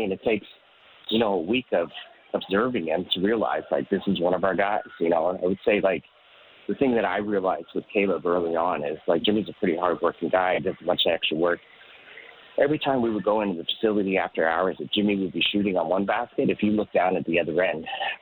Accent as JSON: {"language": "English", "town": "Toronto", "region": "Ontario", "country": "Canada", "said": "I'm from Toronto. I'm Canadian"}